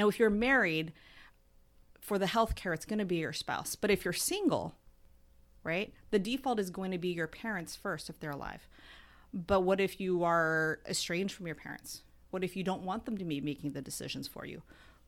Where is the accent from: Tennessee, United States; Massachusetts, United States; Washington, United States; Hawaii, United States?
Washington, United States; Bellevue; So I grew up in Bellevue, Washington, went to undergrad at UW